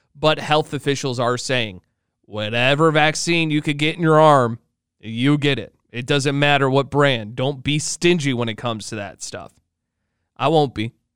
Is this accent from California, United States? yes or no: no; Illinois, United States; moved away; I'm originally from Illinois